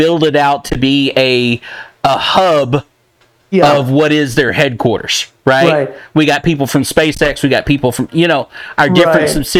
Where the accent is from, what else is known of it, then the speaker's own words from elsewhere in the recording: Texas, United States; I'm from Texas, you're a Texan, right?